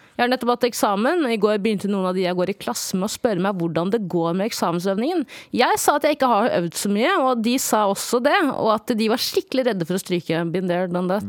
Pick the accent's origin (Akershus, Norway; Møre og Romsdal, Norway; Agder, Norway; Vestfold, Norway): Vestfold, Norway; Stokke; jeg er fra Stokke